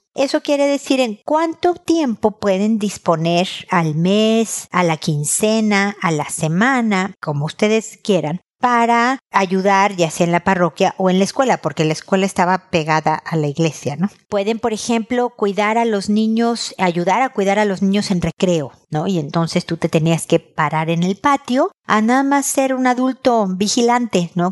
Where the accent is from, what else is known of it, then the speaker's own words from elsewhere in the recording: Mexico; moved away as an adult; also born or lived in United States / Chile; cuando nos fuimos de México, de donde somos originarios, a Estados Unidos